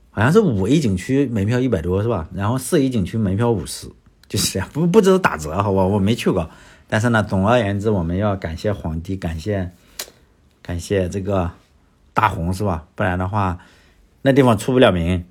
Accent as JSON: {"language": "Chinese", "country": "China", "said": "我们中国人"}